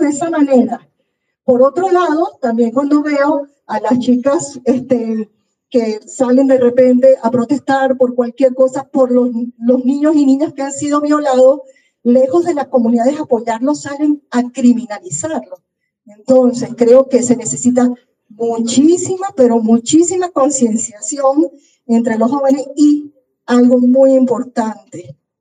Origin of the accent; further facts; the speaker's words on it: Colón, Panama; soy panameña criada aquí en Panamá, en Colón. Yo soy prácticamente colonense